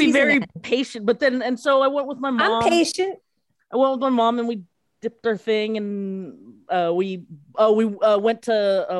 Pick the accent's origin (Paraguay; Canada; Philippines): Philippines; as a Filipino, Asian person, this would never have occurred to me.